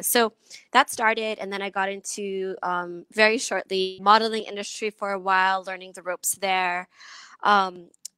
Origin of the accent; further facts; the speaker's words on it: Philippines; also born or lived in Long Beach, California, United States; I was born in Long Beach, California, and I moved to the Philippines when I was young.